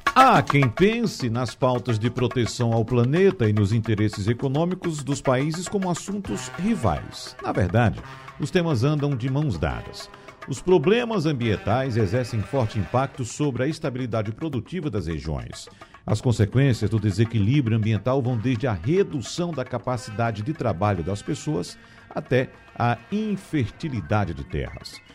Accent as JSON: {"language": "Portuguese", "region": "interior of Pernambuco", "country": "Brazil", "tie": "born or raised there", "said": "eu que sou sertanejo, nasci no interior de Pernambuco, convivendo de perto com a seca, com essa realidade de ter água na torneira uma vez por mês"}